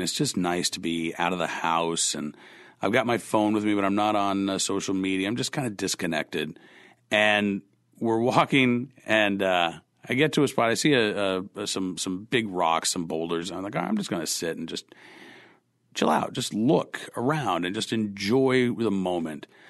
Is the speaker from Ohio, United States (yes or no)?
no; Oklahoma, United States; moved away; I was growing up in Oklahoma